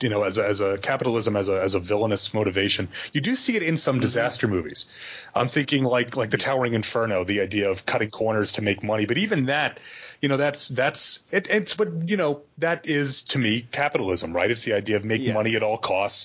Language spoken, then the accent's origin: English; United States; we're both American